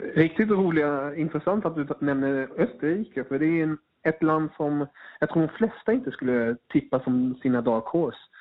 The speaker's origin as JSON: {"language": "Swedish", "country": "Germany", "said": "jag är tysk"}